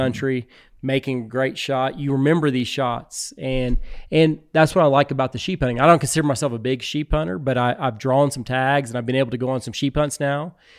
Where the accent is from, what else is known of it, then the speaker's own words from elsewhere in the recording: Texas Hill Country, United States; also born or lived in Houston, Texas / Austin, Texas; I grew up in the Texas Hill Country